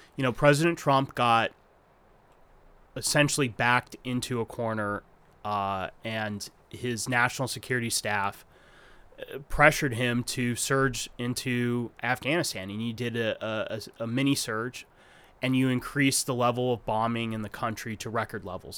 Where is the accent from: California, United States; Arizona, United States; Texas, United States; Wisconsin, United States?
Arizona, United States; I grew up in Arizona